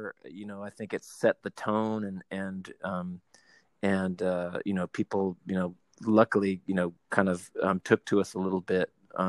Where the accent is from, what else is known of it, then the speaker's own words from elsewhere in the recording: California, United States; like growing up in Southern California